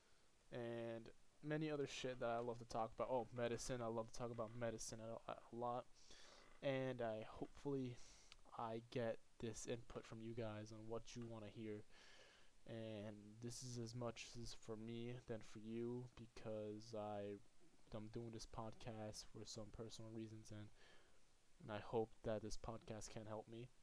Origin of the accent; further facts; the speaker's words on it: Puerto Rico; moved away; I'm from Puerto Rico